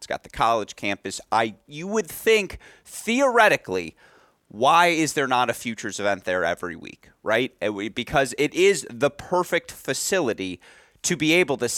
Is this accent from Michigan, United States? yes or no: yes; West Bloomfield, Michigan, United States; I grew up in West Bloomfield, Michigan.